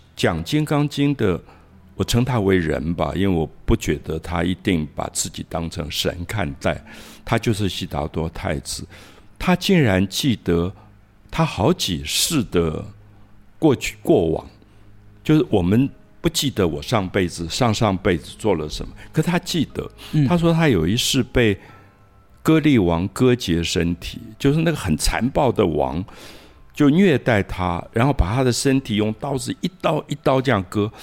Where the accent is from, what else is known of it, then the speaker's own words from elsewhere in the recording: Taiwan; moved away as an adult; also born or lived in Paris; 在台湾长大，台湾的经济没有那么好，我的家庭也是一个普通公务员的家庭